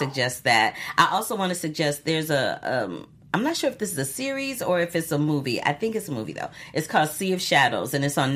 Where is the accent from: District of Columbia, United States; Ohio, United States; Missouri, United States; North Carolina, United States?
Missouri, United States; St. Louis; it's about being in my hometown in an area where my family um, used to own a home there.